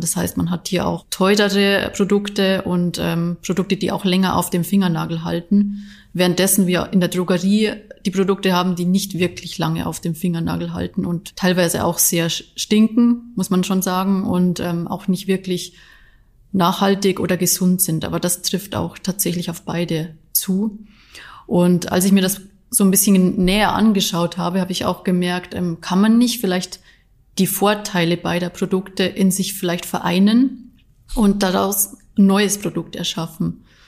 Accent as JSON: {"language": "German", "region": "Bavaria", "country": "Germany", "tie": "born or raised there", "moved": "yes", "lives_now": "Leverkusen, Germany", "said": "Ich bin ja eigentlich äh, gebürtige Bayerin, das heißt, ich komme gar nicht wirklich von hier"}